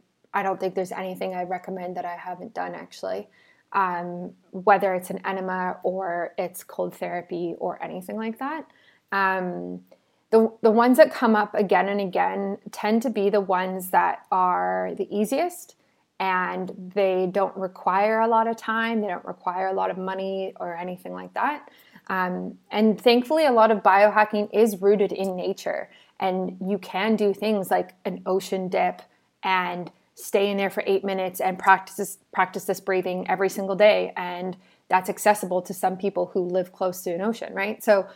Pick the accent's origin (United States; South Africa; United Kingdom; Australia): South Africa; now in Canada; I'm from South Africa, so when we moved to Canada and when I went back in early 2018, I've been back a few times